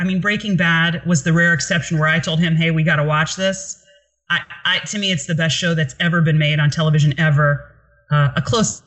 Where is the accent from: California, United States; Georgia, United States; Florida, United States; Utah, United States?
Florida, United States; Biscayne Park; I basically grew up in Biscayne Park